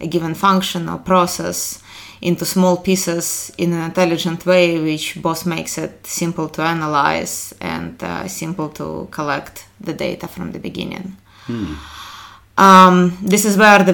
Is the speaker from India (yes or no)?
no; Ukraine; moved away as an adult; also born or lived in Kharkiv, Ukraine / Columbia, Missouri, United States; now in Minneapolis, United States; originally I'm from Ukraine, so my undergraduate education in particular is in Kharkiv, Ukraine